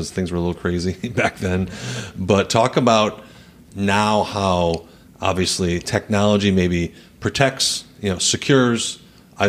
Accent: La Crosse, Wisconsin, United States; I'm from La Crosse

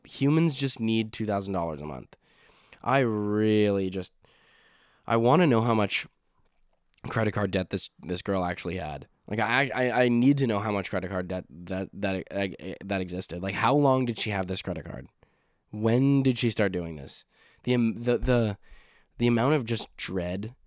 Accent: Saskatchewan, Canada; now in Nova Scotia, Canada; I'm from a province called Saskatchewan

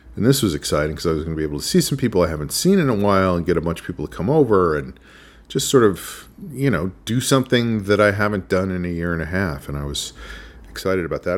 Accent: New Rochelle, New York, United States; I went to summer school at Iona College in my hometown of New Rochelle

